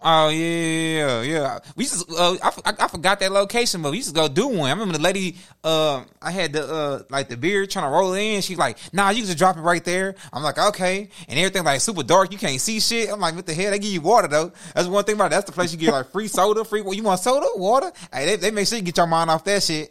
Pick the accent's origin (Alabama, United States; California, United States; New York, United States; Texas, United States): Texas, United States; Houston; We come from Houston.